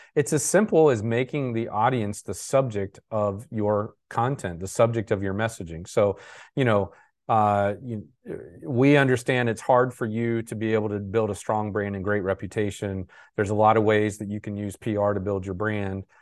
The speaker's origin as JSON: {"language": "English", "town": "Jacksonville", "region": "Florida", "country": "United States", "said": "I'm from Jacksonville"}